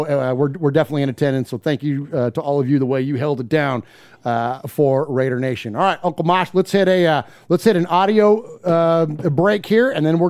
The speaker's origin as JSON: {"language": "English", "region": "California", "country": "United States", "moved": "yes", "lives_now": "Nashville, United States", "said": "We live in Central Time. We're all from California originally, but now we all live here outside of Nashville."}